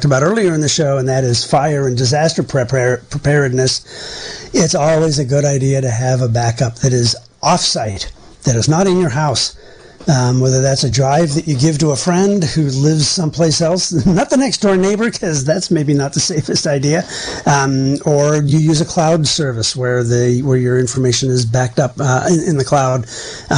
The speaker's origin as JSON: {"language": "English", "region": "Western Pennsylvania", "country": "United States", "moved": "yes", "said": "I'm from Western Pennsylvania."}